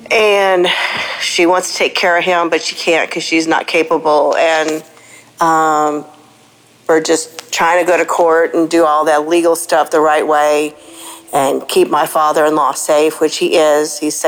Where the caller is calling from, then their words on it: Georgia, United States; I'm calling from Georgia